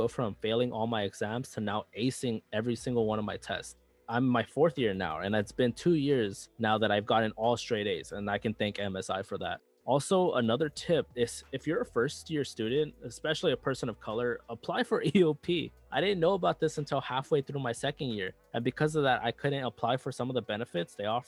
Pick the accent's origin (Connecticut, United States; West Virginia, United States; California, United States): California, United States; Los Angeles; moved away as an adult; I come from South Central Los Angeles, where our schools weren't all that great compared to other schools